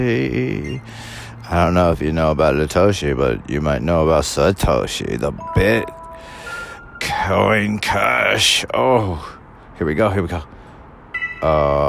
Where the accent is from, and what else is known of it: California, United States; born or raised there